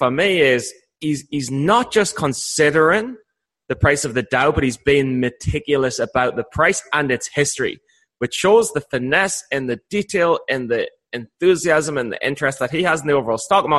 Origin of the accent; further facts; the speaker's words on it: United Kingdom; as a British guy